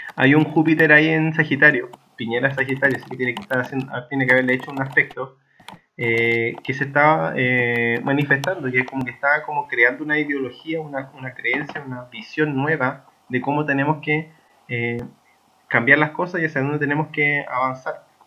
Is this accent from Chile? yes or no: yes; Chile; nosotros como chilenos